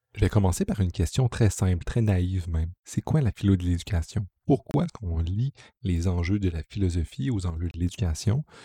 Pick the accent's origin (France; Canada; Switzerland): Canada; Quebec; je viens du Québec